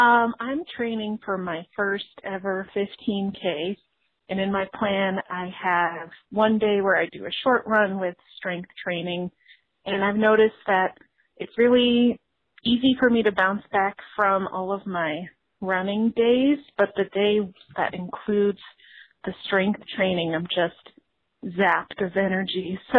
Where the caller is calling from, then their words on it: Chicago, Illinois, United States; I'm calling from Chicago, Illinois.